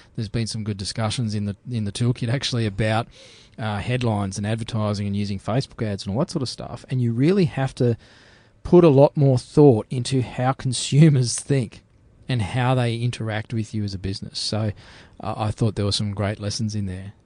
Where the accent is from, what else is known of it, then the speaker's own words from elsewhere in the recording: Australia; I'm an Aussie bloke